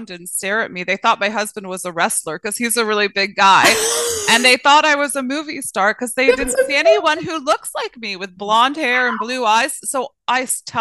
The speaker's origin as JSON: {"language": "English", "region": "British Columbia", "country": "Canada", "tie": "born or raised there", "said": "I grew up right here, born and raised"}